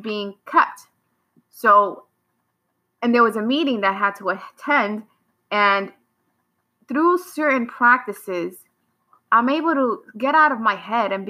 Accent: New York, United States; I come from New York, from the hood

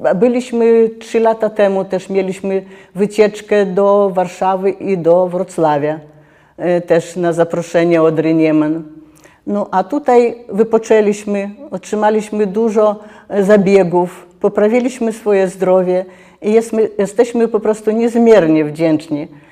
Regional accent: Lithuania; jestem z Litwy

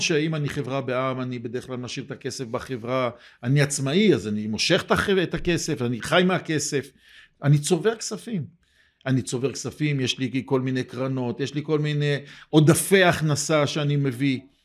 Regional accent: Jerusalem, Jerusalem District, Israel; אני ירושלמי, בניתי בירושלים

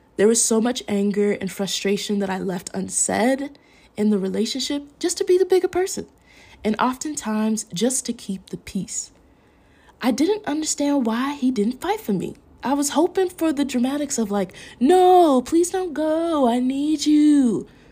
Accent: Minnesota, United States; accent: Minnesota; moved away; I'm from Minnesota

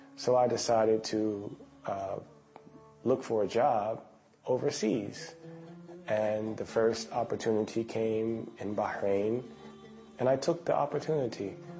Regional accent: United States; now in Qatar; I'm from America

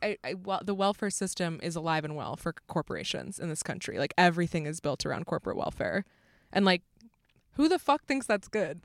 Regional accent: United States; As an American

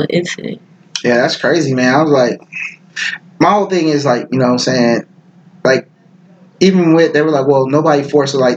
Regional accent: the West, United States; I grew up in the West and I was more like I love big.

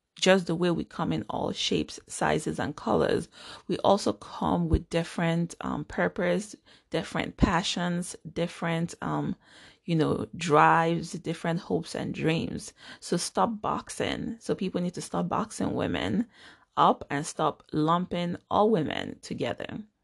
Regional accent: Nigeria; now in United States; I am a Nigerian American. I was born and grew up in Nigeria.

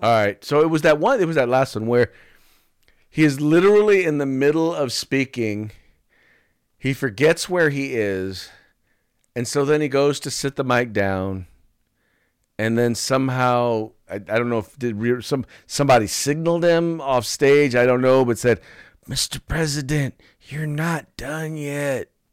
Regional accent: United States; as an American

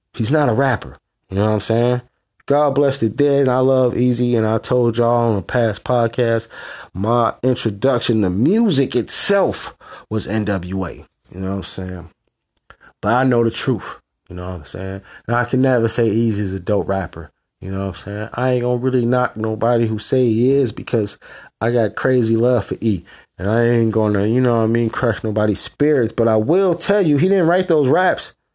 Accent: West Coast, United States; I'm from the West Coast

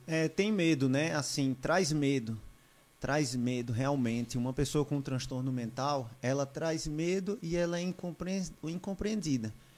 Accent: Caruaru, Pernambuco, Brazil; also born or lived in São Paulo / João Pessoa; now in Belo Jardim, Brazil; eu tive a minha infância toda aqui em Pernambuco

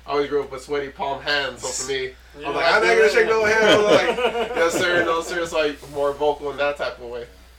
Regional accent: Rosemead, California, United States; also born or lived in Montebello / East LA; just growing up in Rosemead. But I moved a lot when I was younger, so that was one thing that was really different. Being in Montebello, East LA, being back in Rosemead, back and forth, but going to school all in Rosemead throughout the whole time.

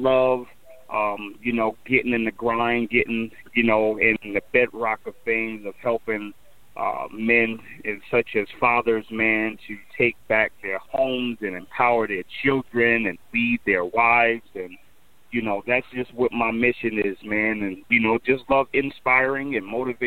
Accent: Elizabeth, New Jersey, United States; moved away as an adult; also born or lived in Michigan; originally born and raised in Jersey, man, Elizabeth, New Jersey, and then made my way to Michigan back in 93

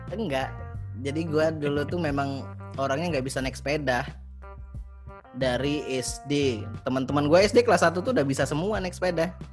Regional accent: Martapura, South Sumatra, Indonesia; moved away as an adult; also born or lived in Palembang; dulu kan di Martopuro, di kampung aku itu

